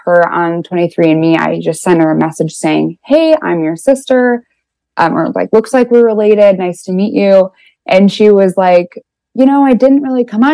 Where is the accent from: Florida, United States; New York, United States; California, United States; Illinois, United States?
Illinois, United States; Chicago; I am 25 and I am from Chicago